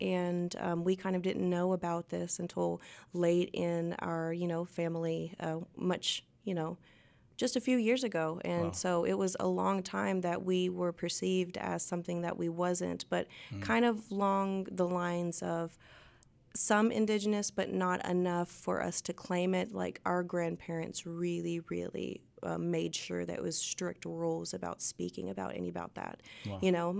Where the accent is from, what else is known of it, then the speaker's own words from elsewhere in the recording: Arkoma, Oklahoma, United States; also born or lived in Fort Smith, Arkansas; Yes, I was born in Fort Smith, lived on State Line Road. I grew up half of my life in Arkoma, which is a very small town right across the Arkansas border.